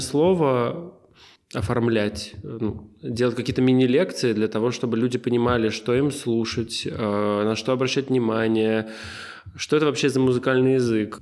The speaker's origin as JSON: {"language": "Russian", "town": "Lipetsk", "region": "Lipetsk Oblast", "country": "Russia", "tie": "born or raised there", "moved": "yes", "said": "я из Липецка"}